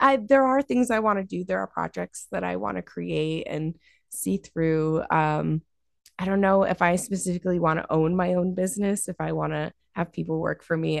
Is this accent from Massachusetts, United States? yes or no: yes; Dalton, Massachusetts, United States; my grandparents adopted me when I was six, um, and I grew up in Dalton